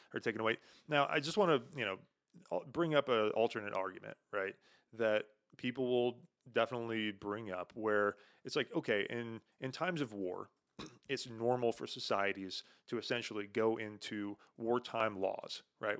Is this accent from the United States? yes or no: yes; United States